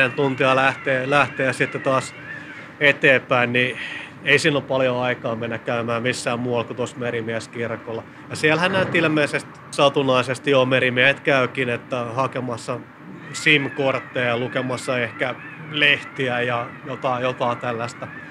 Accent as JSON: {"language": "Finnish", "region": "Southeast Finland", "country": "Finland", "said": "Mä olen itse kotoisin tuolta Kaakkois-Suomesta Suomesta"}